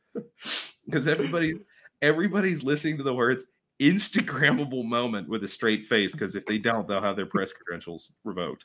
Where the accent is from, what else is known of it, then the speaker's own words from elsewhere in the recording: Pittsburgh, Pennsylvania, United States; I was born above a steel mill